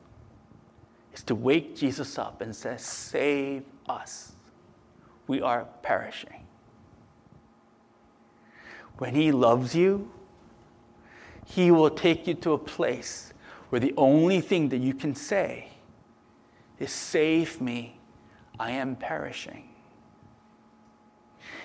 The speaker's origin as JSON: {"language": "English", "country": "United States", "said": "I'm American"}